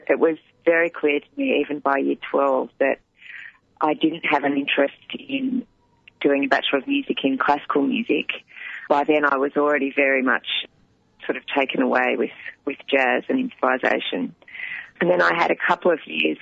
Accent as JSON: {"language": "English", "town": "Sydney", "region": "New South Wales", "country": "Australia", "tie": "born or raised there", "also_born_or_lived": "Melbourne", "moved": "yes", "said": "I grew up in Sydney"}